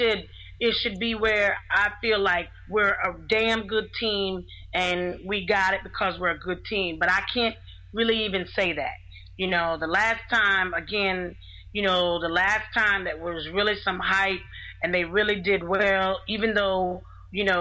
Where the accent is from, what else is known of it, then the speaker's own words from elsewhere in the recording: New York, United States; also born or lived in Florida; now in Atlanta, United States; I'm originally from New York, came here by way of Florida, but I've been here a long time.